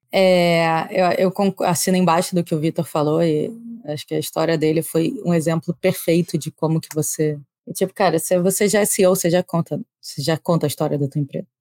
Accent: Rio de Janeiro, Brazil; accent: carioca; eu falo com sotaque carioca

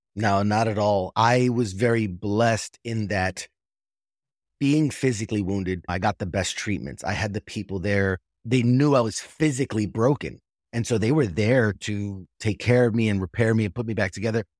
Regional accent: New York City, New York, United States; moved away; I'm originally from New York City, right there in Manhattan, and I was a senior in high school when nine eleven happened

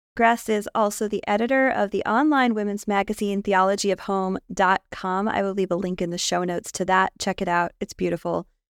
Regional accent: United States; as an American high school student in the nineties

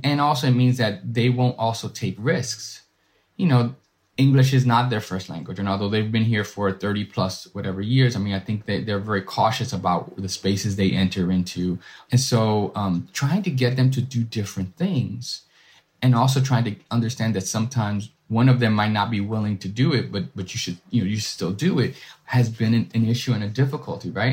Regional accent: New York City, New York, United States; I'm a first generation, uh, Dominican American born and raised in Washington Heights

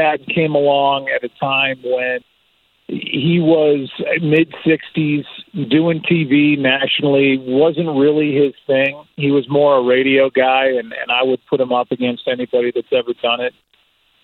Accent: St. Louis, Missouri, United States; when I was growing up in St. Louis

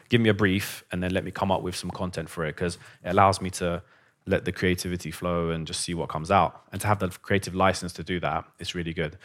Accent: London, United Kingdom; also born or lived in Iran / Basingstoke; I'm from London

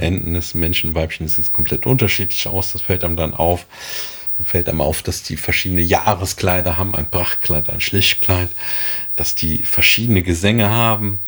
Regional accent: Germany; Bei uns in Deutschland

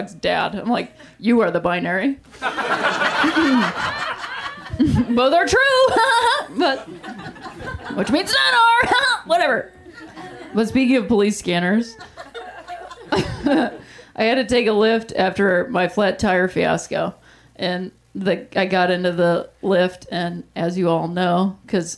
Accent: Ohio, United States; I'm from Ohio

